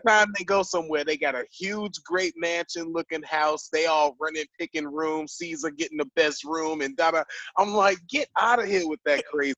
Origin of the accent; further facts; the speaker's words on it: Chicago, Illinois, United States; I'm from Chicago